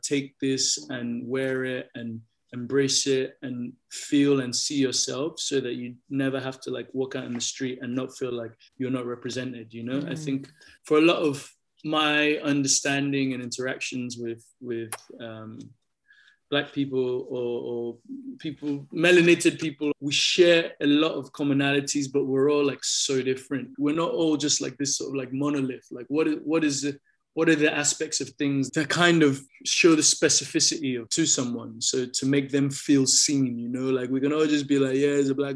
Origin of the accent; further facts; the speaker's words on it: Lagos, Nigeria; moved away; also born or lived in London; Being a Lagosian